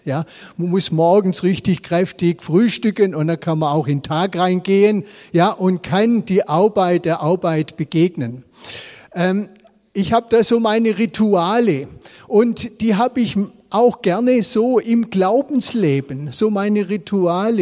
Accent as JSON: {"language": "German", "region": "Swabia", "country": "Germany", "said": "selber als Schwabe"}